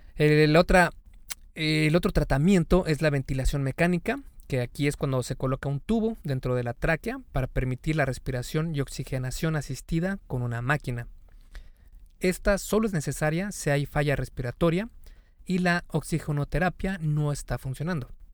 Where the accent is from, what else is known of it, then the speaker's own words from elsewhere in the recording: Mexico; En México, el país de donde yo soy